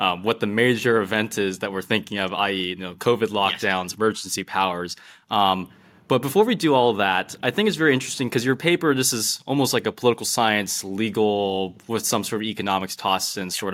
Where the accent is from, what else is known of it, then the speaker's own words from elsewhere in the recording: United States; as an American